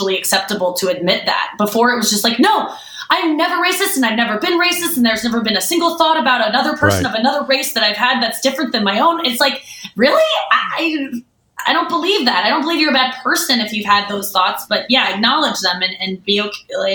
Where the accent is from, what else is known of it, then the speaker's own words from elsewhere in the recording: St. Louis, Missouri, United States; I grew up in St. Louis